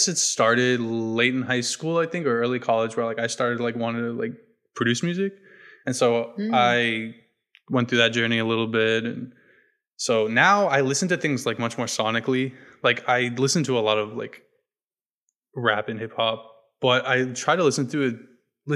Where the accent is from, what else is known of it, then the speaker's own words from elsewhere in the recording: New Hampshire, United States; I grew up in New Hampshire